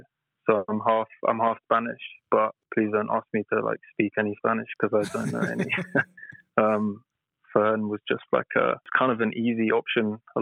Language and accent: English; Tottenham, London, United Kingdom; born there; also born or lived in Brighton; Oh, I was born in Tottenham, which is like North London. And then I've moved around a lot. I lived in Brighton when I was studying, and now I've just recently moved back to London.